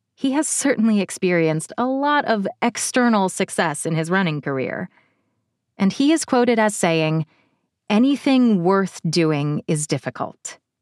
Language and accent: English; Cincinnati, Ohio, United States; my hometown of Cincinnati